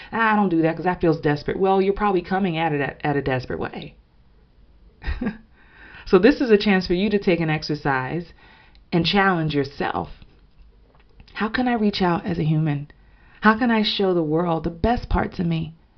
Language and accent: English; New York, United States; growing up in New York